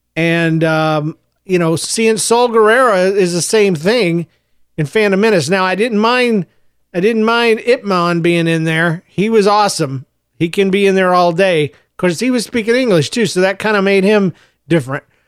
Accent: Jacksonville, Florida, United States; also born or lived in Gainesville, Florida / Yulee, Florida / St. Marys, Georgia; I was born in Gainesville, Florida. I grew up, uh, in Jacksonville, Florida, through elementary school

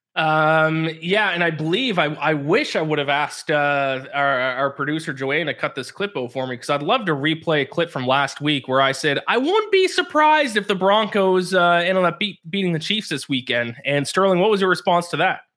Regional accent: Canada; I'm Canadian

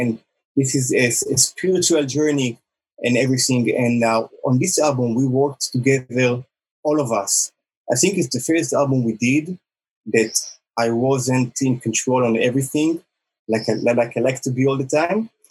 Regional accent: Israel; also born or lived in United States; we are all from Israel

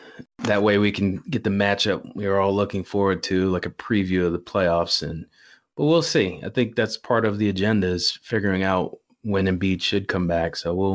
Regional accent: Philadelphia, Pennsylvania, United States; now in Bucks County, United States; I'm in Bucks County. I was born and raised in Philly, though.

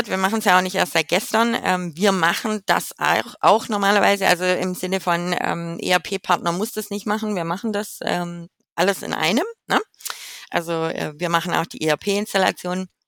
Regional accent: Baden-Württemberg, Germany; now in Rotterdam, Netherlands; wer mich dann auf LinkedIn finden will. Ähm, ich komme ursprünglich aus dem Schwabeländle äh, aus der Nähe von Stuttgart, wohne aber jetzt schon seit zwölf Jahren in Rotterdam.

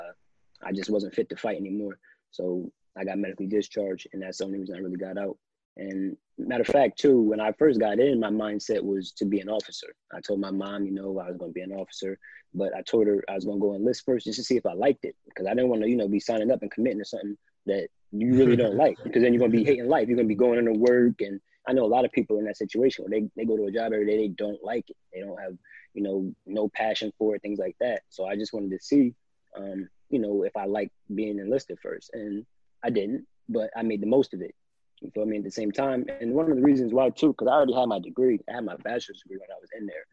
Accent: New Jersey, United States; moved away; I'm just a kid from Lake Valley. I'm a kid from South Jersey

